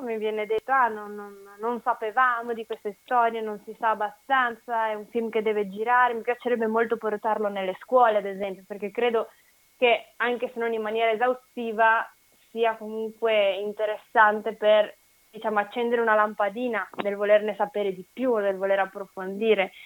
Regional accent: Legnaro, Veneto, Italy; Legnaro, che è il mio paese d'origine

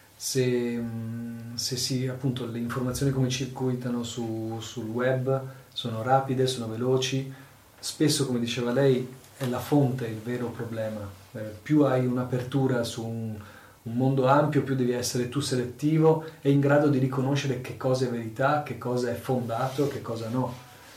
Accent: Mogliano Veneto, Veneto, Italy; Io sono nato, cresciuto a Mogliano

